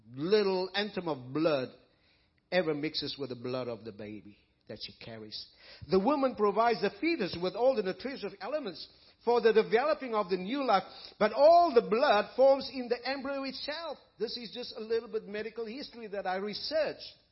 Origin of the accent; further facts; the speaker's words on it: South Africa; moved away as an adult; I was raised in South Africa